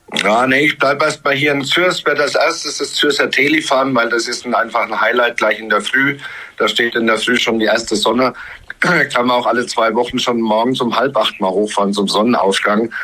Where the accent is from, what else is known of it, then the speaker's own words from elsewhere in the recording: St. Anton am Arlberg, Tyrol, Austria; ich bin ein Kind des Arlberges. Also ich kam mit meinen Eltern 1967 an den Arlberg war dann da 20 Jahre in St. Anton unterwegs